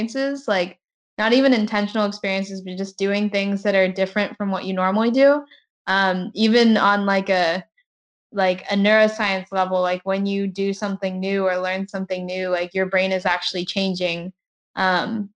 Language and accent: English; Southern Texas, United States; moved away as an adult; also born or lived in Maine / Bristol / California; I'm someone from Southern Texas